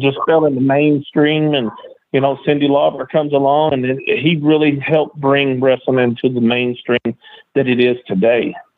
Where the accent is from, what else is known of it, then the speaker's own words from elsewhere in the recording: Columbia, Tennessee, United States; also born or lived in Murfreesboro, Tennessee; I'm born in uh, Columbia, Tennessee, just you know about 40 miles south of Nashville